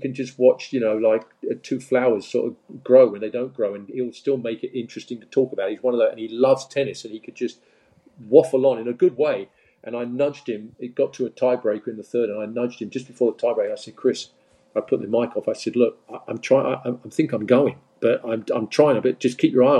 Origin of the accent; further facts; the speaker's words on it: Leigh-on-Sea, East of England, United Kingdom; moved away as an adult; now in United States; I'm from Leon C near Southend